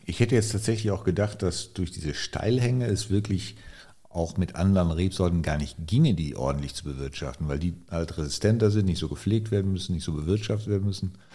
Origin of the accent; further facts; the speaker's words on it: Cologne, North Rhine-Westphalia, Germany; Ich bin Kölner.